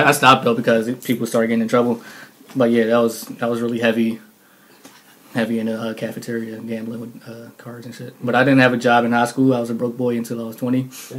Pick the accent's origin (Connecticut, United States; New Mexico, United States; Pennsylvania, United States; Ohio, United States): Pennsylvania, United States; Philadelphia; I was born in South Philly. I lived there for about 5 years and moved over to West Philly. You know, I've been living here ever since then.